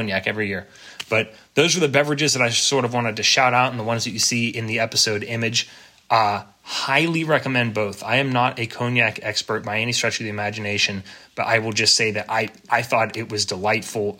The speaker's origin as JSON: {"language": "English", "region": "Pennsylvania", "country": "United States", "tie": "born or raised there", "moved": "yes", "said": "earlier PA days"}